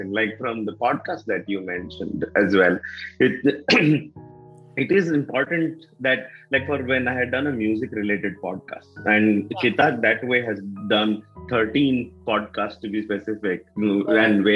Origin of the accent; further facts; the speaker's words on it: North Karnataka, India; accent: North Karnataka dialect; also born or lived in Mysore, Karnataka / Bijapur / Bagalkot; near Bijapur and Bagalkot, and those have been the areas where I have lived. Actually, 17 years. More in North Karnataka than in South Karnataka. But of course, at home, I'm from Mysore